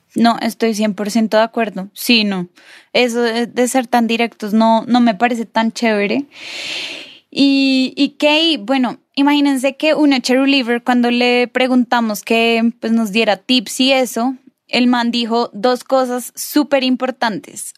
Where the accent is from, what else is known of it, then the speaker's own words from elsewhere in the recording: Bogotá, Bogotá Capital District, Colombia; nosotros tres somos más rolos